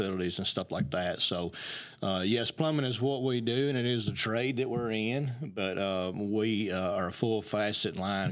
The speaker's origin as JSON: {"language": "English", "town": "Athens", "region": "Alabama", "country": "United States", "tie": "born or raised there", "said": "I was born and raised in Athens"}